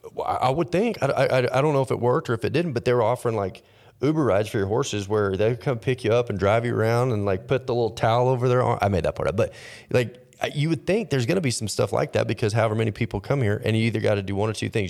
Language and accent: English; Texas, United States; Growing up in Texas